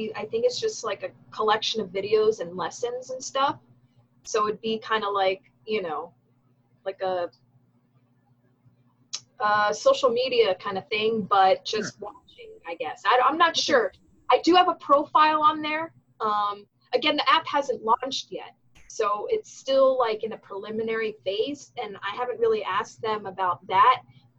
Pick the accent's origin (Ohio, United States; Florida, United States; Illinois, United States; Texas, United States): Florida, United States; that's where I grew up, in South Florida. If you're watching this, you don't know where I'm from. I'm from South Florida.